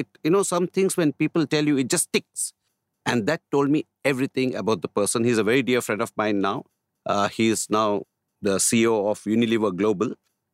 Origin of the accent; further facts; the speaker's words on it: Manipal, Karnataka, India; also born or lived in Ahmedabad; I was born in Ahmedabad in Gujarat. But when I was about 1 year old, maybe my parents shifted. We belong to South Canara district. Mm-hmm. Okay. Udupi, you must have heard. So very close to Udupi is Manipal. Mm. That's where I was raised.